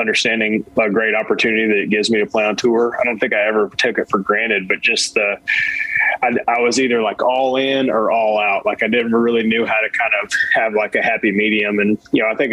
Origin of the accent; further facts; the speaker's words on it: East Tennessee, United States; also born or lived in New England / Arizona; this East Tennessee is where I grew up.